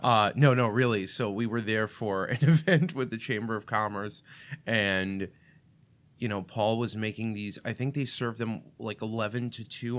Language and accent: English; New York City, New York, United States; first language Russian; English is a second language; moved away as an adult; also born or lived in Russia / Illinois; now in Saint Charles, United States; I grew up in Brooklyn, which, if people aren't familiar, a lot of the pockets in Brooklyn are very Russian. So I didn't start speaking English till I was five years old